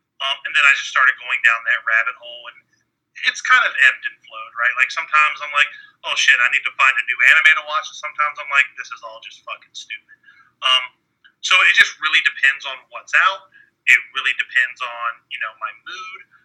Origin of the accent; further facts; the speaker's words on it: Richmond, Virginia, United States; I'm from Richmond, Virginia, the land of milk and honey